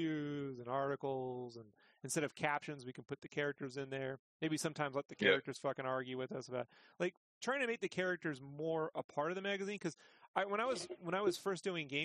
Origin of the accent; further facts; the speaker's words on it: San Diego, California, United States; moved away as an adult; now in Idaho, United States; I went to Comic-Con, which was my favorite thing to do as a kid. In San Diego